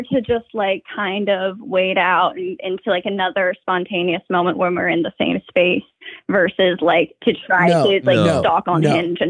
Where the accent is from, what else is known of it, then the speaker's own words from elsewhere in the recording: Asheville, North Carolina, United States; moved away; I'm from Asheville.